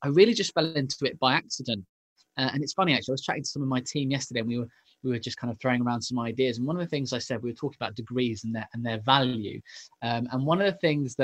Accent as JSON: {"language": "English", "town": "Leighton Buzzard", "region": "East of England", "country": "United Kingdom", "tie": "born or raised there", "said": "I grew up in the home counties, so in a little place called Leighton Buzzard, which is just north of London."}